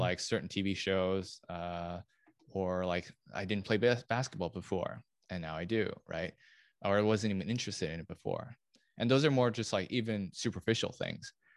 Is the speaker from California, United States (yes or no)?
yes; Lafayette, California, United States; moved away; I'm from Lafayette, from the Bay Area